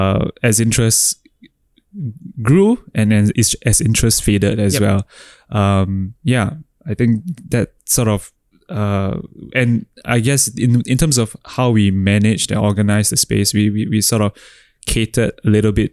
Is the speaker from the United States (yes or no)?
no; Singapore; So how do I access ETH in my home country?